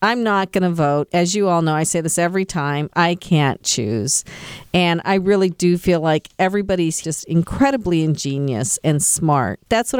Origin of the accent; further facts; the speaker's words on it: West Coast, United States; moved away; Yeah, I'm from the West Coast, so I know how to say Oregon.